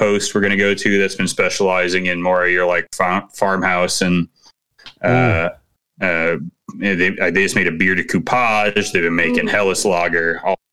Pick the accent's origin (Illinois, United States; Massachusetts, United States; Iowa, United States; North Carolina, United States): Illinois, United States; Chicago; I'm from Chicago